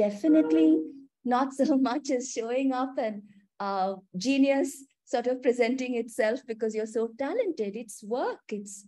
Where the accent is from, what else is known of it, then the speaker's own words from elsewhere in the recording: Kolkata, West Bengal, India; also born or lived in Mumbai; So I was, Smriti, I was born in Calcutta. Amma and Appa were both bankers. So we've constantly sort of moved states. So I grew up in Calcutta.